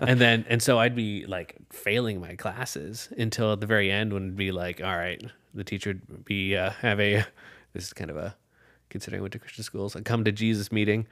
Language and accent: English; Urbandale, Iowa, United States; I grew up in Urbandale